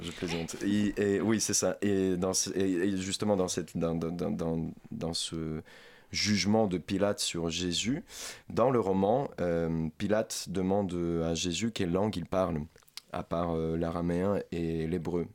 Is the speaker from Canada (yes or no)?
no; Ukraine; French is a second language; now in France; ukrainien, parce que je suis ukrainien, je ne suis pas français